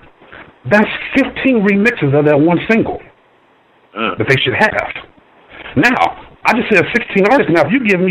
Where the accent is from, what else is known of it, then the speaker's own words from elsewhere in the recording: Ohio, United States; I'm from Ohio.